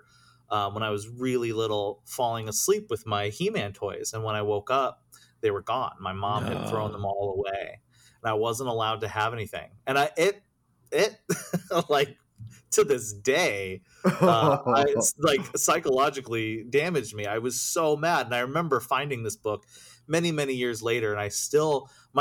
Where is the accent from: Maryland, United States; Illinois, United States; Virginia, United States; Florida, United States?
Illinois, United States; Cissna Park; I grew up in central Illinois. So I'm it was a small, really, really small town called Cisna Park